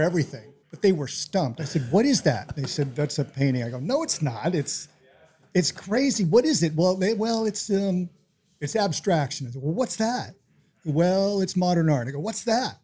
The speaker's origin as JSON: {"language": "English", "town": "New York City", "region": "New York", "country": "United States", "moved": "yes", "lives_now": "Tacoma, United States", "said": "I'm from New York City"}